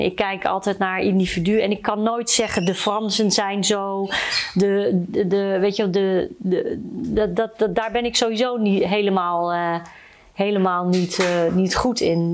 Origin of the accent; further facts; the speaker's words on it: Suriname; now in Netherlands; ik uit Suriname kom.